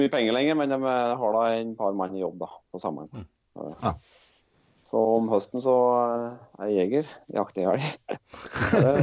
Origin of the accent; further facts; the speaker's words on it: Rendalen, Innlandet, Norway; Jeg jeg er født og oppvoksen i Rendalen, eh, som er i bygd da i Østerdalen.